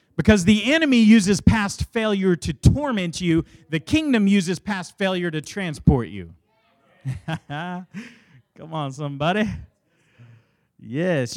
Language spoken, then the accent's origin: English; Dallas, Texas, United States; born or raised there